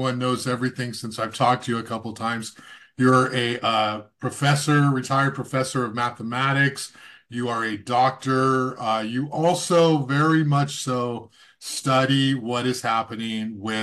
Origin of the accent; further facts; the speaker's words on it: Goleta, California, United States; I grew up in Santa Barbara, Goleta